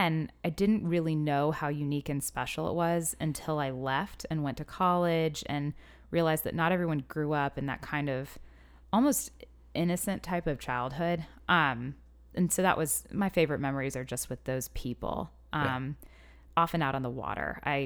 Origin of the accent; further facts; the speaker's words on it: Lady's Island, South Carolina, United States; I grew up on Ladies Island, which is a couple rivers over from Hilton Head, and in my opinion, just a world away. It's residential. There aren't that many tourists there, or at least there weren't when I was growing up.